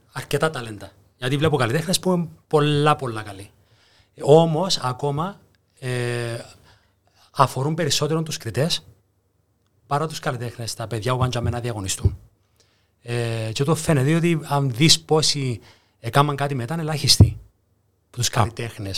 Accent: Cyprus; also born or lived in Greece; επέστρεψα πάνω Κύπρο

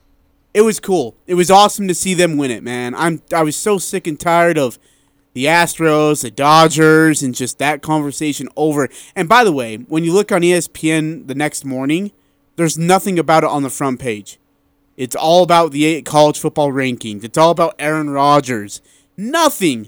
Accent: India; moved away; I'm from India

